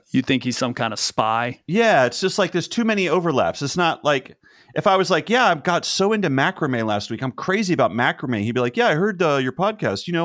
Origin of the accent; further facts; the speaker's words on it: Cleveland, Ohio, United States; I grew up in the Cleveland area and I now reside in central Ohio where I am on the lookout for some badass billboards.